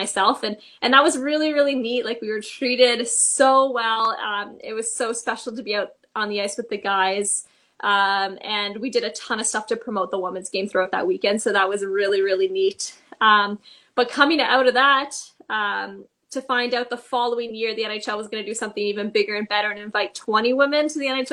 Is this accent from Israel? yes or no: no; Toronto, Ontario, Canada; I am from Toronto